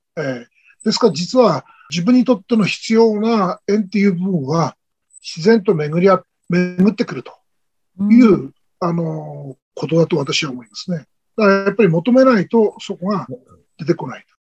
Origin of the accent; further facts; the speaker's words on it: Miyagi, Japan; 地元宮城県の佐藤先生と出会って